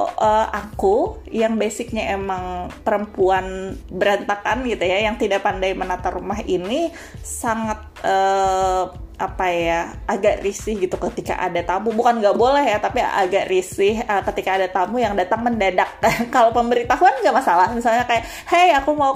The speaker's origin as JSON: {"language": "Indonesian", "town": "Kandangan", "region": "South Kalimantan", "country": "Indonesia", "said": "iya aku bilang e, saya orang kandangan saya orang Banjar Kalimantan Selatan gitu kan"}